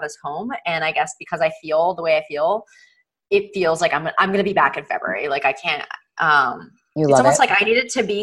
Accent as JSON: {"language": "English", "country": "Italy", "also_born_or_lived": "New York City, United States", "moved": "yes", "said": "I'm originally from Italy. I immigrated to the States when I was younger"}